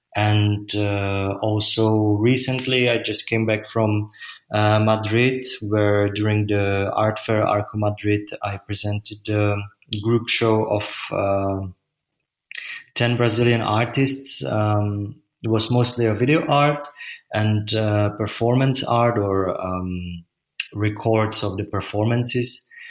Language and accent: English; Czechia; moved away as an adult; now in Berlin, Germany; I'm from Czech Republic